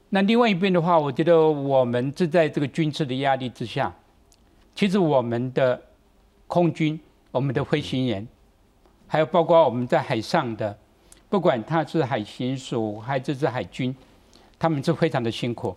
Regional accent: Taiwan; 对台湾来讲，我们如何在这个两大之间

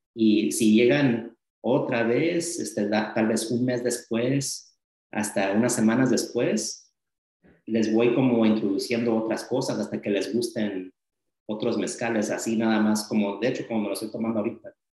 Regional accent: Los Angeles, California, United States; also born or lived in Las Vegas, Nevada; now in Visalia, United States; nací en mi departamento y ahí viví hasta los ocho años. Pero sí, del centro de Los Ángeles, a poco después ah, nos mudamos a este, Las Vegas porque había más oportunidades de trabajo para mis padres y ahí viví un buen tiempo, entonces crecí en Los Ángeles y también en Las Vegas

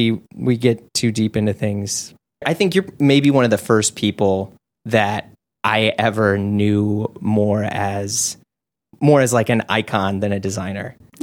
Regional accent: St. Louis, Missouri, United States; I'm from St. Louis.

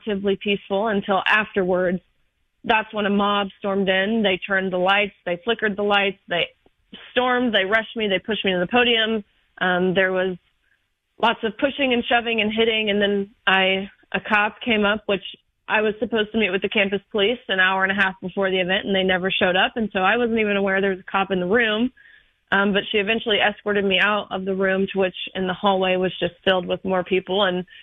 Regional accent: Nashville area, Tennessee, United States; I am from the Nashville area, not too far from you

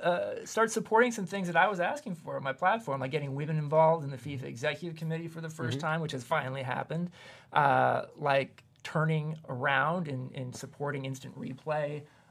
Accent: Kansas, United States; accent: Kansas; I lost my Kansas accent a few years ago, too.

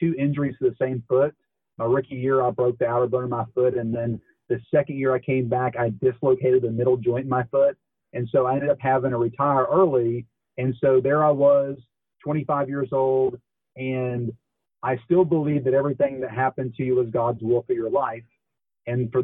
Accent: Dallas, Texas, United States; I'm from Dallas. I'm from the Dallas area

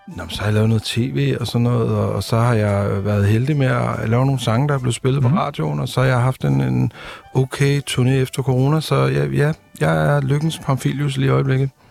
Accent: Copenhagen, Capital Region of Denmark, Denmark; jeg kommer fra Amager

